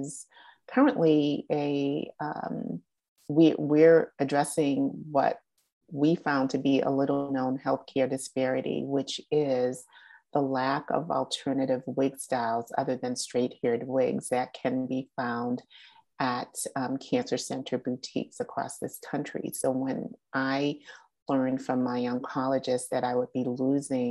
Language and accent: English; Boston, Massachusetts, United States; I was born and raised in Boston